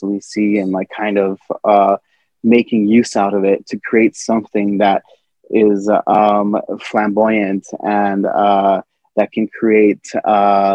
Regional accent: El Paso, Texas, United States; also born or lived in Ciudad Juarez; I'm from El Paso, I'm from Ciudad Juarez not so long ago

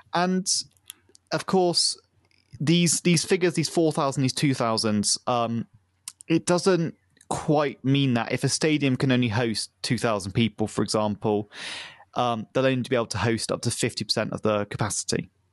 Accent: the Southwest, South West England, United Kingdom; my town where I grew up in the Southwest

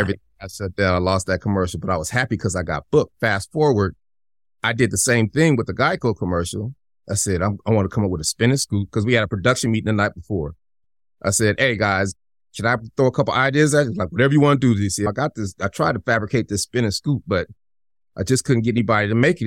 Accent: Denver, Colorado, United States; I'm from Denver

